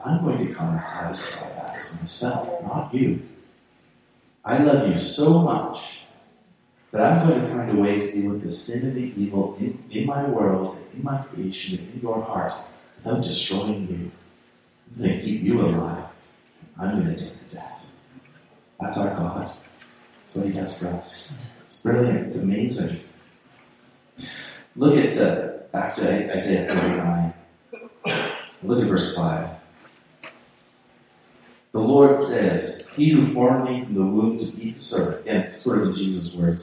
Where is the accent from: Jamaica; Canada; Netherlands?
Canada; I'm just Canadian